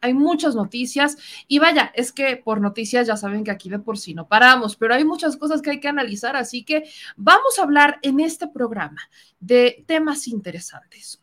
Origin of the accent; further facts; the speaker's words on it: Mexico; éramos muchos mexicanos los que intentábamos llegar